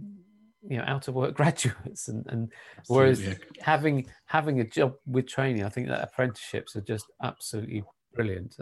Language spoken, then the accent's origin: English; Kent, South East England, United Kingdom; moved away as an adult; also born or lived in Sittingbourne / Coventry; I was born and brought up in Kent